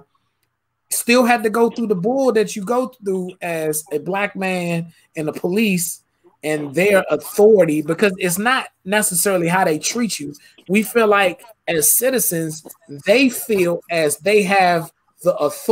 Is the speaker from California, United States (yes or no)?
no; Suitland, Maryland, United States; I grew up in Suitland, you know what I'm saying? I grew up off of Swan Road and Silver Hill Road